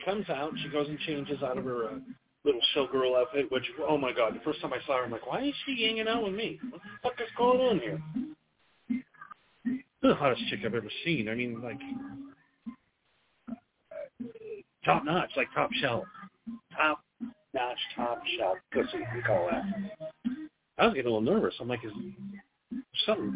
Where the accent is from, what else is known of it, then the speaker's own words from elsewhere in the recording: Midwest, United States; moved away as an adult; also born or lived in Los Angeles, United States; now in Las Vegas, United States; We're both from the Midwest